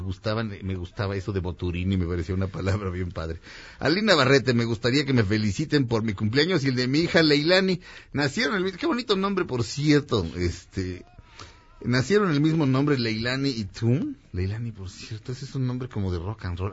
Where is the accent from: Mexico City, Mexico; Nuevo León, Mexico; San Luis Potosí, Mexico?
Mexico City, Mexico; soy de la Jardín Balbuena, es, realmente es la colonia, se llama la colonia del parque